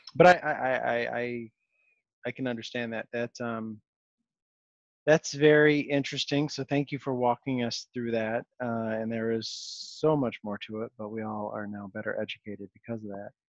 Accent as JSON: {"language": "English", "town": "Rochester", "region": "New York", "country": "United States", "tie": "born or raised there", "said": "I grew up in Rochester, New York."}